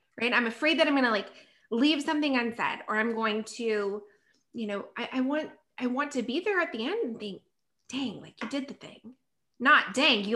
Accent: South Carolina, United States; moved away as an adult; now in Los Angeles, United States; I'm from South Carolina and I quit my job, left everything, like told my parents bye, and I moved to California

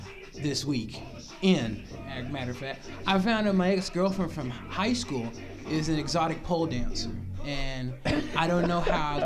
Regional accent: Dallas, Texas, United States; also born or lived in Jackson, Mississippi; I am from Texas, I'm from Dallas, Texas, and I'm also from Jackson, Mississippi. And the reason why I say I'm from both is because I lived in both places the same amount of years.

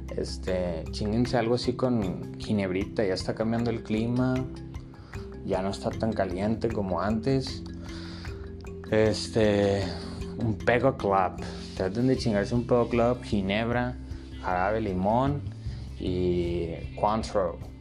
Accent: Monclova, Coahuila, Mexico; somos de Monclova. Los monclovenses somos a toda madre, sea, Carnita asada, caída a la casa, güey. Así crecí yo

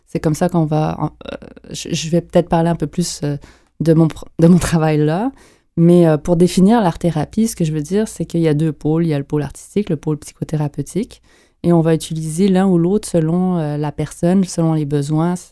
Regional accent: Montreal, Quebec, Canada; je suis née à Montréal.

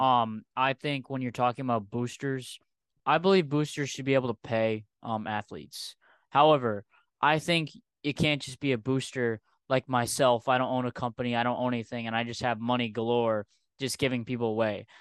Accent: Rhode Island, United States; I'm from Rhode Island

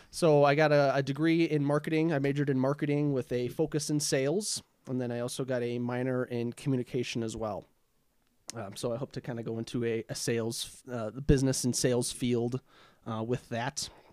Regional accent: Arden Hills, Minnesota, United States; also born or lived in Duluth, Minnesota; I grew up in Arden Hills, uh, with my family

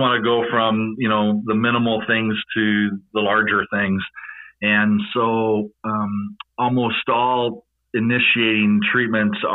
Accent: Monroe, Michigan, United States; moved away as an adult; now in Polk County, Florida, United States; I started in Michigan, born and raised, and did med school at Michigan State and stayed in state in my hometown of Monroe

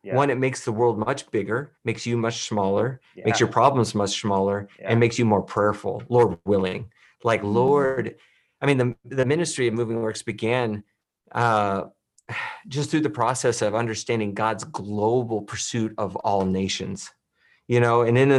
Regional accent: Illinois, United States; You know, I grew up in Illinois. I grew up in a Bible-believing Christian home. I was raised that way.

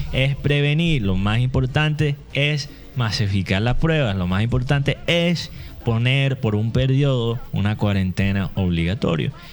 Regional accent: United States; Spanish is a second language; moved away as an adult; now in Barranquilla, Colombia; soy gringo, soy gringo

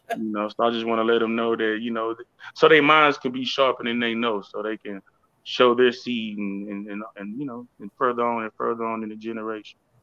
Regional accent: Houston, Texas, United States; also born or lived in Austin, Texas; I'm from uh, Houston, Texas, but I was born in Austin, Texas

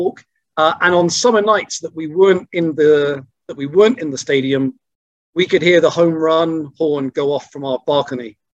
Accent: Bristol, South West England, United Kingdom; accent: Bristolian; And my Bristolian accent very quickly disappeared from that.

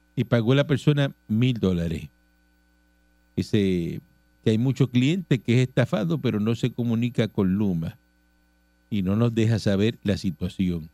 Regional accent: Cuba; moved away; yo soy cubano

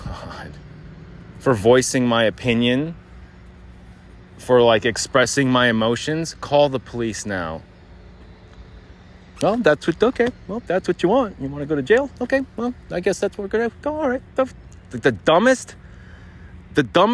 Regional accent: Arizona, United States; I grew up here in Arizona, born and raised.

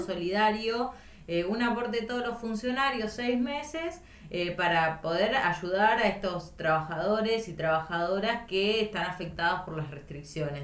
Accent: Intendente Alvear, La Pampa, Argentina; moved away as an adult; now in Santa Rosa, Argentina; Yo soy de Intendente Alvear, La Pampa, al norte de la provincia

